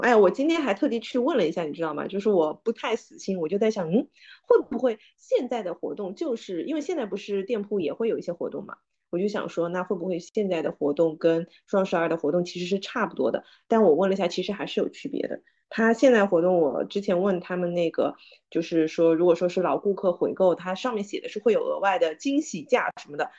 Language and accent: Chinese; Suzhou, Jiangsu, China; 我们苏州人叫朱噜噜